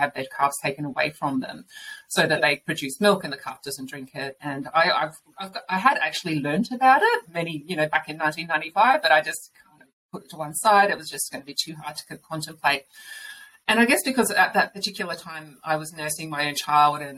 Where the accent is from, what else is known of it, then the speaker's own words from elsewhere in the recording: Murray Bridge, South Australia, Australia; also born or lived in Adelaide / Sydney; I grew up in Murray Bridge, we had chickens out the back